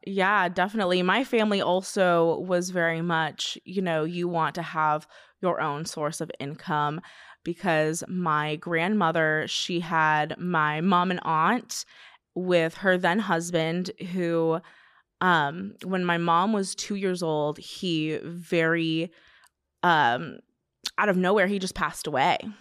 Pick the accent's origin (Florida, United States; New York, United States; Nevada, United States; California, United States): California, United States; Simi Valley